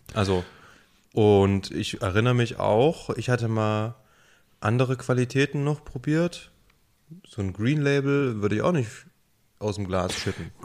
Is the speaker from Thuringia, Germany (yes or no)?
yes; near Jena, Thuringia, Germany; now in Saxony, Germany; da, wo ich herkomme, Nähe von Jena, mitten auf dem Dorf mit 300 Leuten